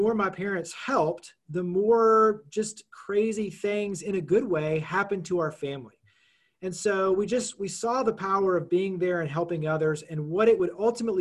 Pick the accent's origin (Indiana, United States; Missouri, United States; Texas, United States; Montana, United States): Texas, United States; Dallas-Fort Worth area; moved away as an adult; also born or lived in Los Angeles; now in Memphis, United States; I grew up in the Dallas-Fort Worth area. Lived in Los Angeles for almost a decade